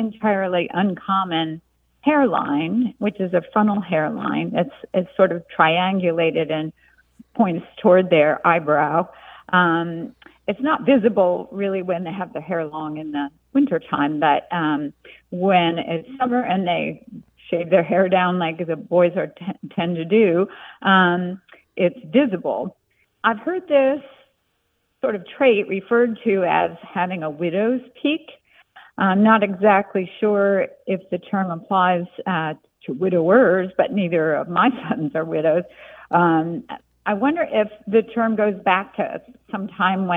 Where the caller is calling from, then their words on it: Kilmarnock, Virginia, United States; I'm calling from Kilmarnock, Virginia